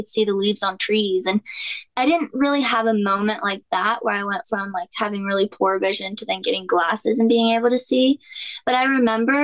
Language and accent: English; Charlotte, North Carolina, United States; I was born in Charlotte, North Carolina